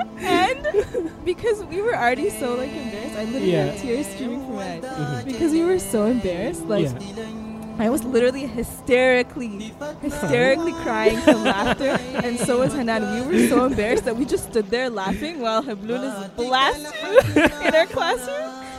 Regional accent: Ethiopia; I never told anyone when I was in elementary school that I was from Ethiopia, because I was like ashamed that it was known as the poorest country in the world.

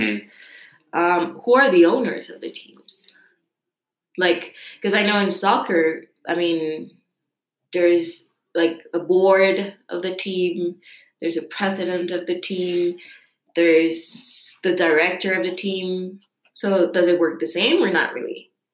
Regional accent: Costa Rica; I'm from Costa Rica

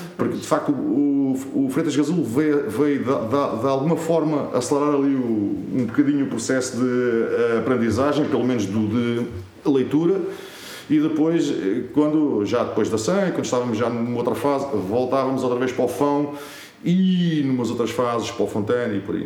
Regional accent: Azambuja, Lisbon, Portugal; na minha terra, portanto, eu sou de Zambuja

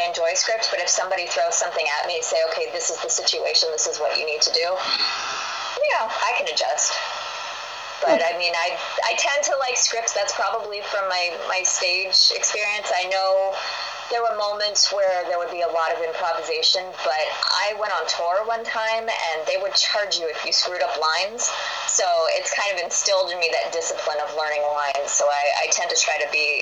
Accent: United States; I'm an American

